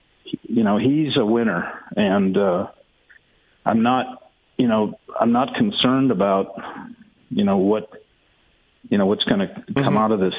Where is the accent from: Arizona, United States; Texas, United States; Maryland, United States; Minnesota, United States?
Minnesota, United States; St. Paul; moved away as an adult; also born or lived in Mankato, Minnesota / California; I grew up in St. Paul.